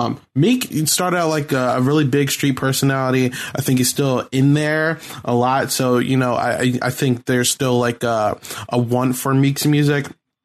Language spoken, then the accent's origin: English; Philadelphia, Pennsylvania, United States; we're both from Philly.